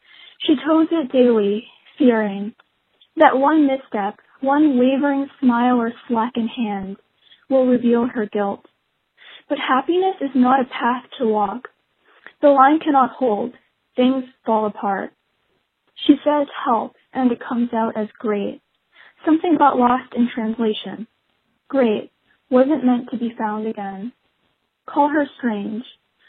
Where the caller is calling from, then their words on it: Acton, Massachusetts, United States; I'm calling from Acton, Massachusetts.